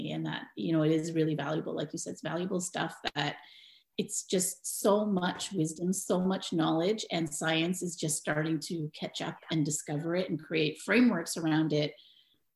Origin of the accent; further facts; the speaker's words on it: Toronto, Ontario, Canada; also born or lived in Mumbai, India; I was born and raised in Toronto, Canada